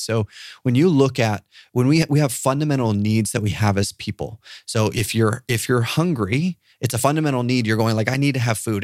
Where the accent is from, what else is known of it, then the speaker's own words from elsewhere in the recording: Papua New Guinea; I grew up in Papua New Guinea